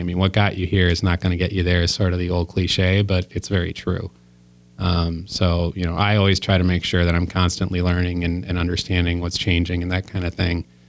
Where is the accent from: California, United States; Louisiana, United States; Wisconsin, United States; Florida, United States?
Wisconsin, United States; Waukesha; also born or lived in Illinois / Chicago; I grew up in Waukesha, Wisconsin